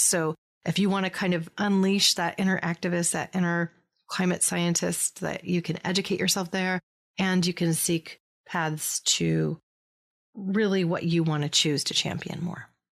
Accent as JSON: {"language": "English", "region": "California", "country": "United States", "tie": "born or raised there", "said": "here in my home state of California"}